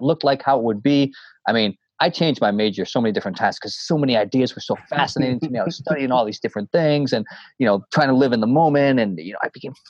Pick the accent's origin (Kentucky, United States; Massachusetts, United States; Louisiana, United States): Massachusetts, United States; North Shore of; also born or lived in Boston / New Hampshire; I grew up in the North Shore of Massachusetts, and then I went to school up in New Hampshire.